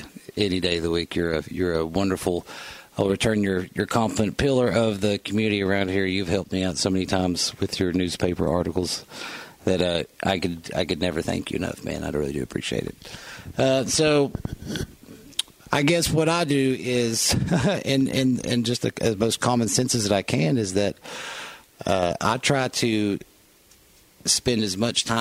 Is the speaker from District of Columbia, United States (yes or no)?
no; Elizabethton, Tennessee, United States; also born or lived in Johnson City, Tennessee / Nashville, Tennessee; now in Bristol, Virginia, United States; growing up where I did in East Tennessee, Elizabethton, Tennessee